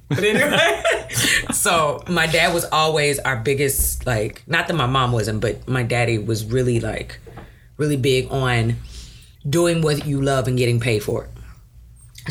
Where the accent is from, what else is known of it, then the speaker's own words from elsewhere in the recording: Brazoria County, Texas, United States; also born or lived in South Houston, Texas; when I was a little girl, we moved south of Houston to Brazoria County. So I grew up in Brazoria County.